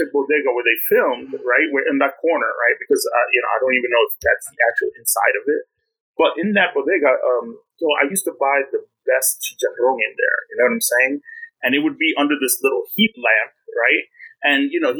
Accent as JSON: {"language": "English", "town": "New York City", "region": "New York", "country": "United States", "tie": "born or raised there"}